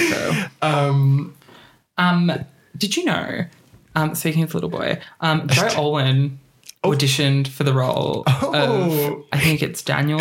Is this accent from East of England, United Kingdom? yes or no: no; Scotland, United Kingdom; I'm Scottish.